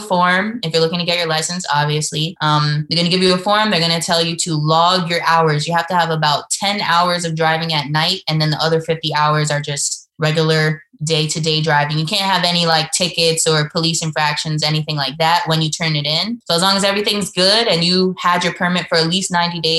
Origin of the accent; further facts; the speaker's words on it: New York, United States; moved away as an adult; now in North Carolina, United States; I'm from New York, but I currently live, you know, in North Carolina